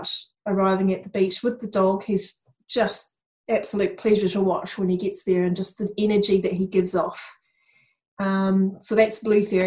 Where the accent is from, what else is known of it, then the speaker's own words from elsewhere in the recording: Tauranga, Bay of Plenty, New Zealand; moved away as an adult; now in Christchurch, New Zealand; I grew up in Tauranga